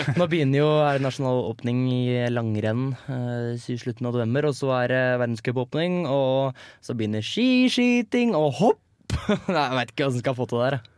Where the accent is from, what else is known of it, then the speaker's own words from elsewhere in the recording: Hønefoss, Buskerud, Norway; jeg er jo fra Hønefoss og stolt HBK-supporter